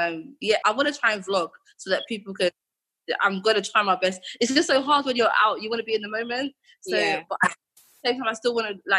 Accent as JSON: {"language": "English", "country": "Jamaica", "said": "It's weird because, again, when people hear that I'm Jamaican, they're like, oh, you're Jamaican."}